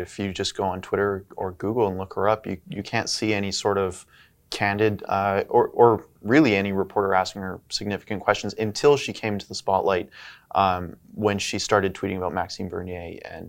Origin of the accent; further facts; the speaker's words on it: Canada; as a Canadian